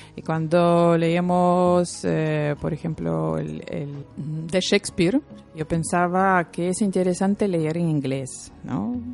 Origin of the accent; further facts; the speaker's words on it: Lithuania; Spanish is a second language; now in Bilbao, Spain; soy lituana